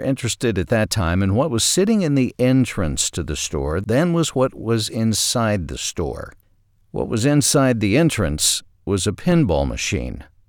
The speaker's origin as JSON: {"language": "English", "town": "Ashdown", "region": "Arkansas", "country": "United States", "tie": "born or raised there", "said": "My hometown of Ashdown, Arkansas had Walmart number seventeen."}